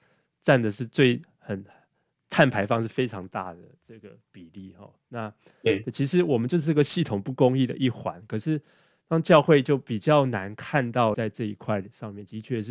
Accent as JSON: {"language": "Chinese", "country": "Taiwan", "lives_now": "United States", "said": "那对我觉得就是我自己在美国，我也知道整个这个大的环境，就比如说这个气候的变迁，比如说我们我们从台湾来这个垃圾回收啊。"}